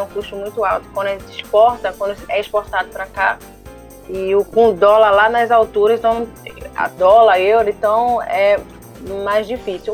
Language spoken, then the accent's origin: Portuguese; Brazil; eu sou brasileiro